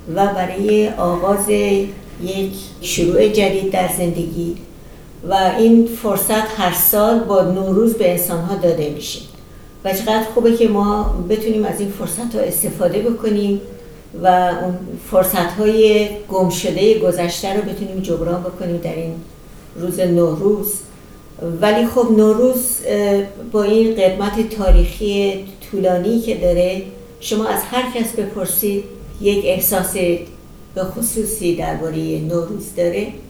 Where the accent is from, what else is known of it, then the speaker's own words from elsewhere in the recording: Iran; moved away; یاد هموطنانمون همزبانانمون کسانی که در اون بین اونها بزرگ شدم